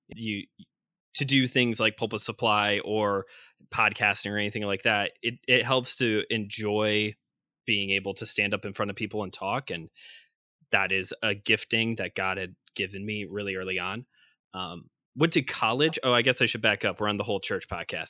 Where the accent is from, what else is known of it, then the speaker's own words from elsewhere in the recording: Northwest Indiana, United States; I'm from Northwest Indiana, born and raised here, also known as Chicagoland, also known as the region.